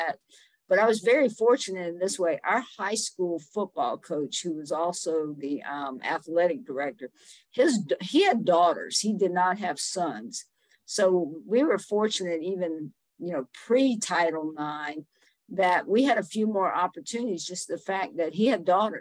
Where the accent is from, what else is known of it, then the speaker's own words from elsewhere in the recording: Summerville, South Carolina, United States; moved away as an adult; now in Asheville, United States; I grew up in Somerville, South Carolina